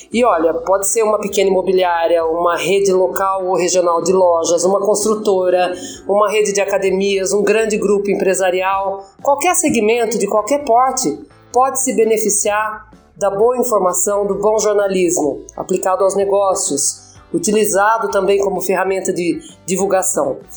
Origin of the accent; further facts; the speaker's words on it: São Paulo, Brazil; Eu sou daqui do interior de São Paulo mesmo. Moro faz 25 anos em Araras.